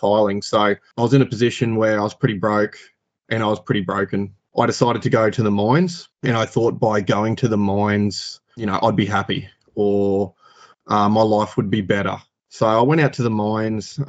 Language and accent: English; Rockhampton, Queensland, Australia; born and bred in Rockhampton, lived here my whole life.